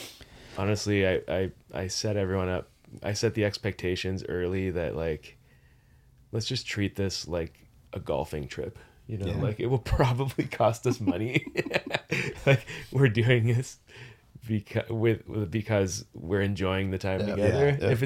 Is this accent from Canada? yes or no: yes; Sudbury, Ontario, Canada; I grew up in Ontario.